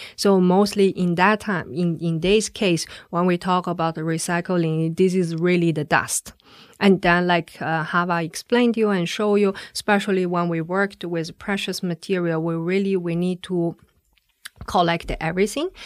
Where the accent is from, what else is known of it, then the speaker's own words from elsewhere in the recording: China; moved away as an adult; now in Switzerland; I come from China.